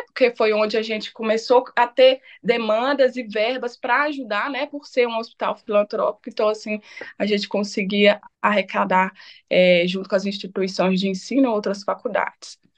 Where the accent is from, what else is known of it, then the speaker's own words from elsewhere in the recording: Itabira, Minas Gerais, Brazil; now in Belo Horizonte, Brazil; eu sou nascida em Ipoema, né? É município aí de Itabira, Minas Gerais. É, hoje, né, resido aqui em Belo Horizonte